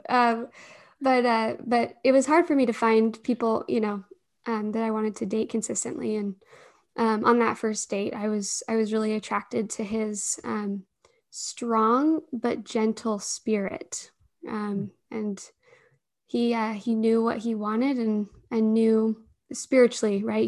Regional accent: Alpine, Utah, United States; I grew up in Alpine

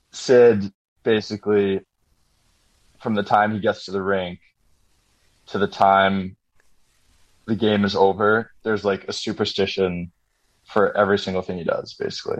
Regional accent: New England, United States; growing up in New England, I heard all of this.

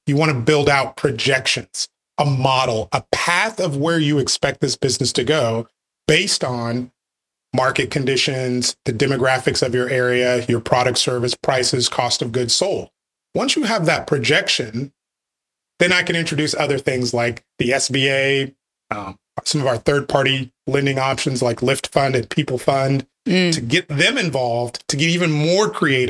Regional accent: Wichita, Kansas, United States; also born or lived in Nebraska; now in Texas, United States; Bred by birth, yes. I grew up in Wichita, Kansas. Got to Texas as fast as I could.

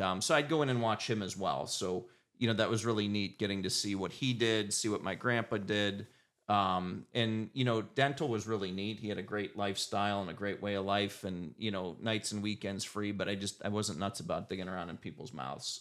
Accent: Erie, Pennsylvania, United States; born and raised in Erie.

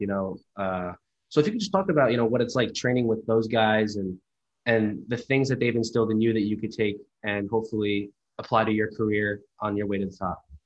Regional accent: New Jersey, United States; I'm from New Jersey

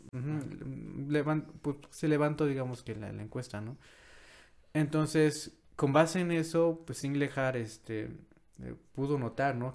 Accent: Mexico

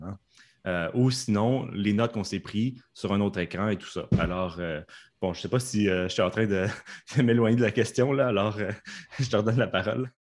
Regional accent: Canada; accent: Canadian; mon accent canadien, était un accent ben, chinois

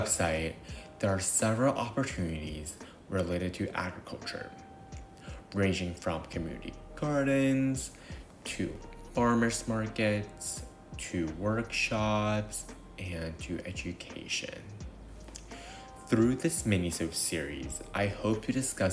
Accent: New York City, New York, United States; I was born and raised in New York City

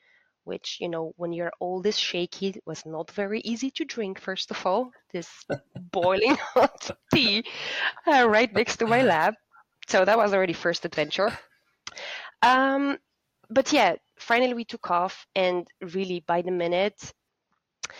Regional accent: Poland; my home country, being Poland

